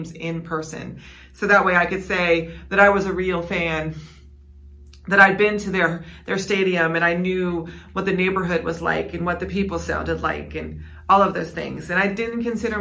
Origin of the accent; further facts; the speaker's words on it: West Virginia, United States; I grew up in West Virginia